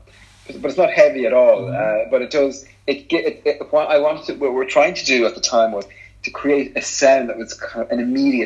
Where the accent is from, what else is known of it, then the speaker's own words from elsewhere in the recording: Ireland; we're both Irish